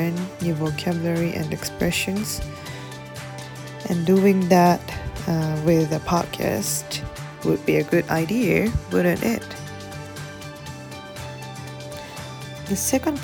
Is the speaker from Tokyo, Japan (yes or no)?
yes; Tokyo, Japan; moved away as an adult; now in Zimbabwe; from Tokyo, Japan